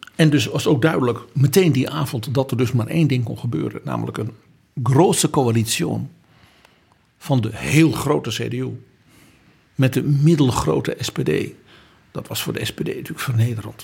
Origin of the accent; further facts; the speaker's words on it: Netherlands; Als Nederlander